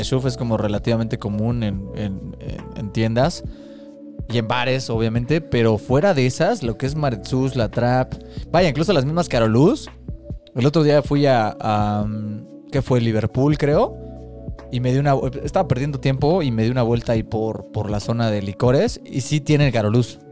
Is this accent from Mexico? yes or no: yes; Mexico City, Mexico; Somos tres amigos chilangos